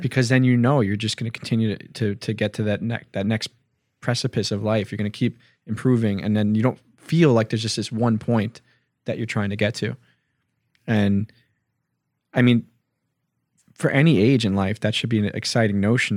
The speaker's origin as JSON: {"language": "English", "town": "Hicksville", "region": "New York", "country": "United States", "said": "we're from Hicksville."}